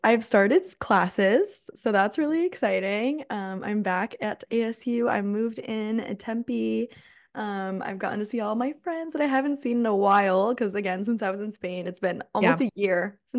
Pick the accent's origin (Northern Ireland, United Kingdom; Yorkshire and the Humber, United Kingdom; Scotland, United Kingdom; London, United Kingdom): Scotland, United Kingdom; I'm from Scotland, but I was visiting.